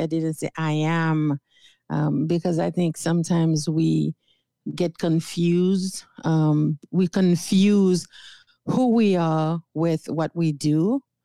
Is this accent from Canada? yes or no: no; Haiti; English is a second language; moved away as an adult; now in United States; I was born and raised in Haiti